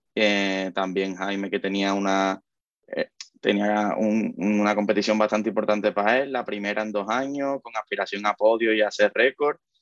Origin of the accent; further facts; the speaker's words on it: Cádiz, Andalusia, Spain; nosotros somos del sur, de, nosotros somos de Cádiz